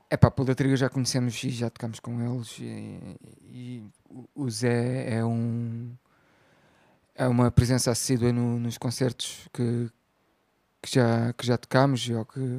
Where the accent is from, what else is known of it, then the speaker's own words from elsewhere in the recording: Algarve, Portugal; É assim, até aos 8 anos vivi em Bela Corral, perto de ah